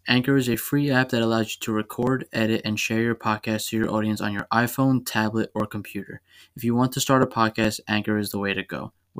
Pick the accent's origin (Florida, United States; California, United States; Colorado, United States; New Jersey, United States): New Jersey, United States; Yeah, well … I am from New Jersey